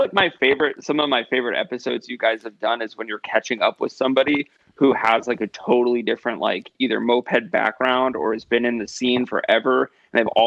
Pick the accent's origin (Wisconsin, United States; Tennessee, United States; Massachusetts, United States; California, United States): Wisconsin, United States; Stevens Point; I grew up in Stevens Point, Wisconsin, which is like an hour and a half away from Madison